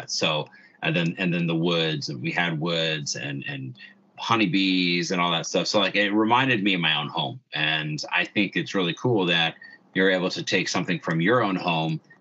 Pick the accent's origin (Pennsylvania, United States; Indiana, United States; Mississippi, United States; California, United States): Indiana, United States